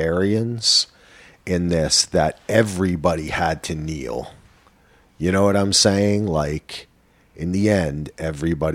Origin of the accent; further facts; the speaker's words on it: New Jersey, United States; I'm from New Jersey